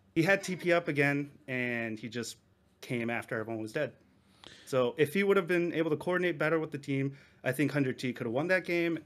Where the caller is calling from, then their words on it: Japan; I'm calling from Japan